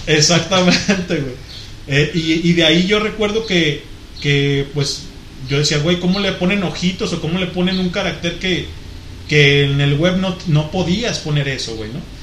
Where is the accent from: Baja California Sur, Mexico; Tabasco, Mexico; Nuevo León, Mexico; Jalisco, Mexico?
Jalisco, Mexico; Guadalajara; Pues de Guadalajara